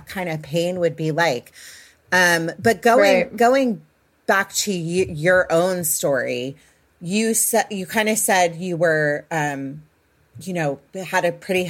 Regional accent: Potomac, Maryland, United States; I'm from the Washington, D.C. area, Potomac, Maryland as well

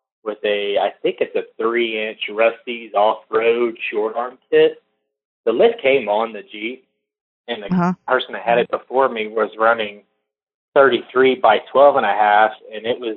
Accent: Woodville, Texas, United States; moved away as an adult; also born or lived in Conroe, Texas; now in Colorado, United States; I grew up down there in Southeast Texas. I was raised in Woodville, Texas, and went through my teenage years in Conroe, Texas.

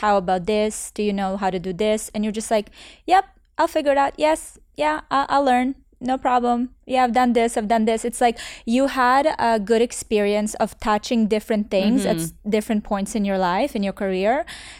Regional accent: Canada; now in Miami, United States; Because I came from Canada where literally there's a team mm-hmm. of 12 people. And then here I'm in Miami

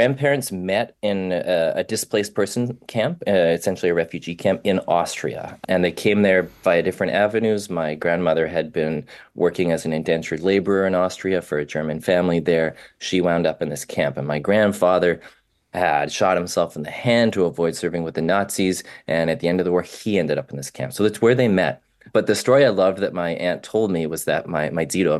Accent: Vancouver, British Columbia, Canada; I was raised in Vancouver

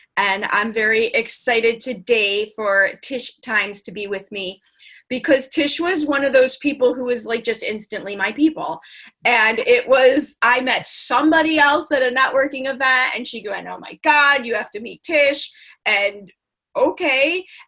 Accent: Chicago, Illinois, United States; So I grew up in Chicago

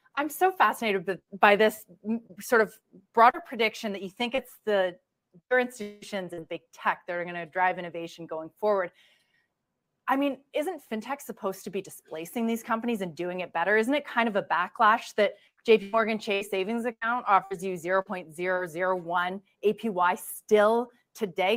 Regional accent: Canada; moved away as an adult; now in United States; as a Canadian

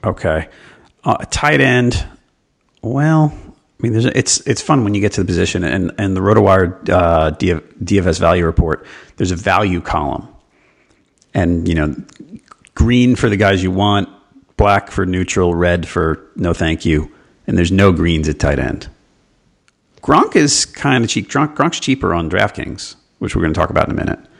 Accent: New York, United States; now in Charlotte, United States; I grew up in New York

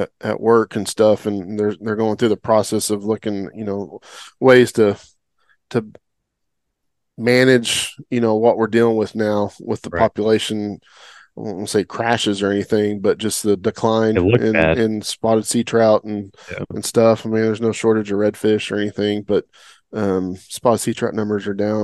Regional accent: Oklahoma, United States; now in Texas, United States; growing up in Oklahoma

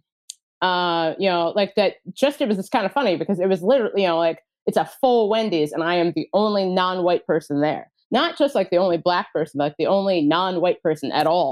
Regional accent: Cincinnati, Ohio, United States; I grew up in Cincinnati, Ohio.

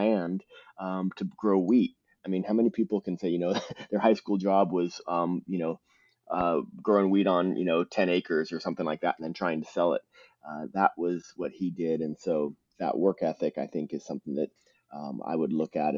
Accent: Southern California, United States; I grew up in Southern California

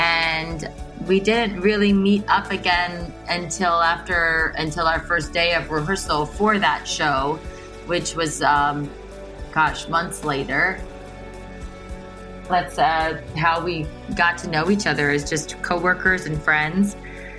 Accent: Canton, Ohio, United States; I grew up in Canton, Ohio, which is a suburb of, it's about an hour south of Cleveland

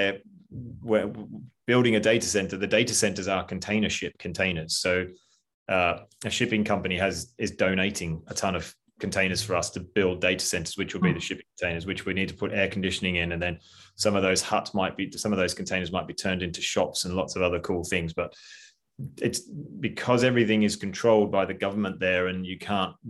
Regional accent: Australia; I'm Australian

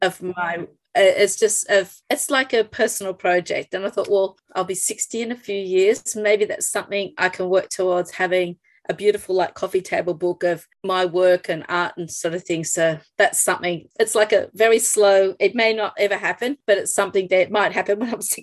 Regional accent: Australia; to know me as an Australian artist

